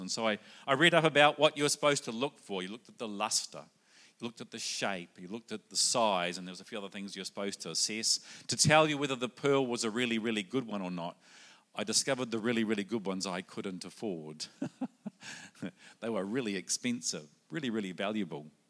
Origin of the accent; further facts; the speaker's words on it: New Zealand; also born or lived in Sydney, Australia / South Australia, Australia; now in Brisbane, Australia; originally I come from New Zealand. That might be in the accent